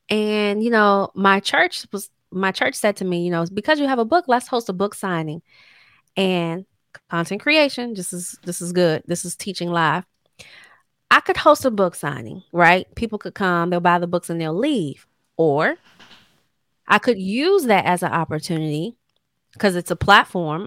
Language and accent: English; Temple Hills, Maryland, United States; born or raised there